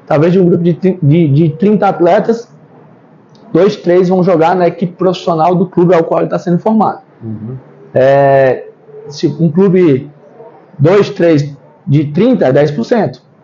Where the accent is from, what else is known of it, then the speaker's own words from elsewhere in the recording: Brazil; also born or lived in Ceará / Pelotas, Rio Grande do Sul; enquanto brasileiros